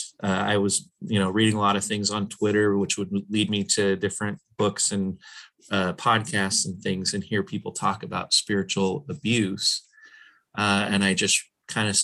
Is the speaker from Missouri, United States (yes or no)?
no; Portland, Oregon, United States; I'm from Portland